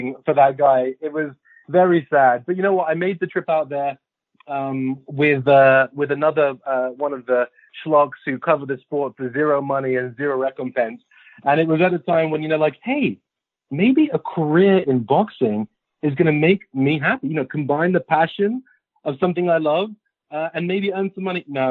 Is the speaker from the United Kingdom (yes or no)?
yes; London, United Kingdom; I'm from West London. I'm from Kensington